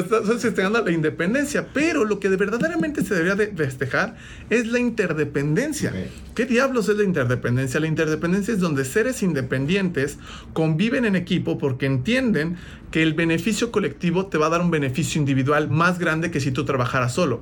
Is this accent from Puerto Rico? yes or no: no; Mexico; yo crecí nací en un contexto eh, pues estamos hablando promedio en México